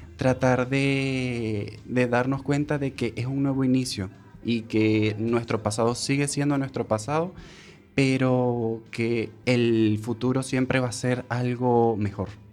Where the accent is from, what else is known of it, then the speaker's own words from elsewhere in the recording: Venezuela; moved away as an adult; now in A Coruña, Spain; cuando venimos de Venezuela